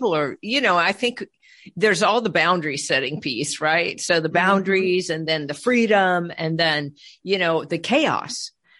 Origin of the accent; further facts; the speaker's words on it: California, United States; also born or lived in Colorado; And I came from California and we met in Colorado.